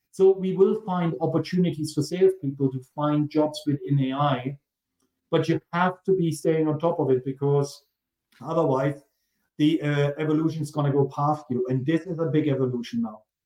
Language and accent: English; Germany; accent: German; He hears the German accent and he asks where I'm from. I'm from Germany.